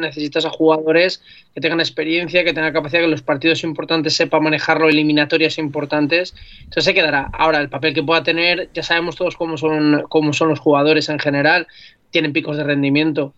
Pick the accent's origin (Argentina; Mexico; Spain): Spain; Alzira, Valencian Community; las fallas en mi pueblo, que yo soy de Alcira